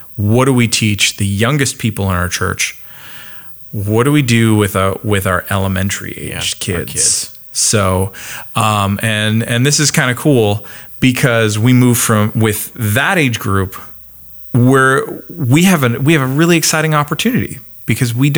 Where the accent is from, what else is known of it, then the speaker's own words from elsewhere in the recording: Canada; moved away; in case it hasn't come out in my accent recently, don't forget, I'm Canadian